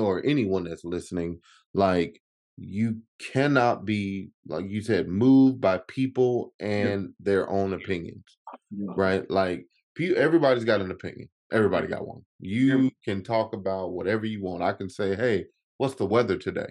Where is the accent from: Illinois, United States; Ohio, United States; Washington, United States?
Illinois, United States; Chicago; I'm originally from Chicago